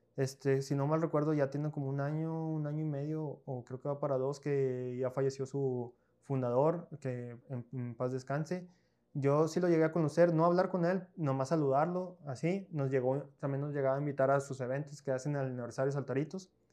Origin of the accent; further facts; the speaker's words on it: Piedras Negras, Coahuila, Mexico; also born or lived in Monclova, Coahuila, Mexico; Yo no soy de aquí, yo soy de Muclova, yo soy nacido en Muclova, pero tengo prácticamente toda mi vida viviendo aquí en Piedra